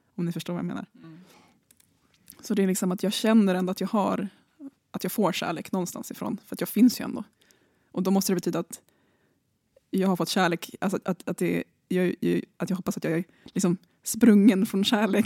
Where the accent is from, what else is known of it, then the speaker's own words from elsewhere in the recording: Nacka, Stockholm County, Sweden; Så jag kommer från Nacka, så jag är från Björknäs.